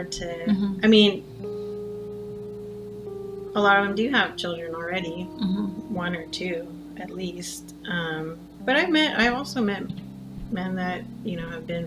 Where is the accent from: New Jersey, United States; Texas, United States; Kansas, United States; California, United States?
California, United States; Whittier; also born or lived in Montebello, California / Pico Rivera, California; I've pretty much been in Whittier almost all my life